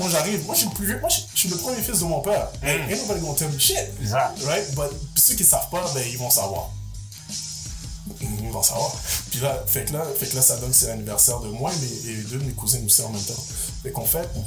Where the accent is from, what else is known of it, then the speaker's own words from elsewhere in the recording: Montreal, Quebec, Canada; born there; Je suis né à Montréal, multi-ethnicité.